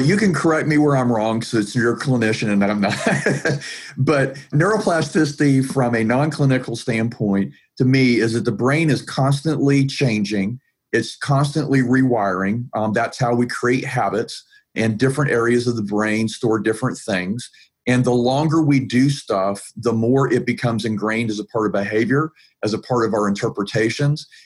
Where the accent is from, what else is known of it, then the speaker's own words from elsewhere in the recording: Atlanta, Georgia, United States; And I'm from Atlanta, Georgia, so I'm from south of the Mason Dixon line.